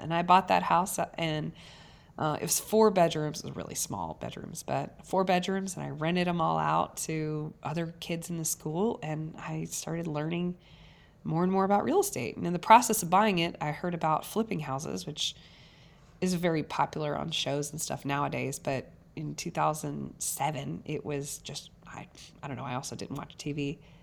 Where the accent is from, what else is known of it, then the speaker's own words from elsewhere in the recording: South Carolina, United States; now in Nashville, United States; I grew up in South Carolina with six kids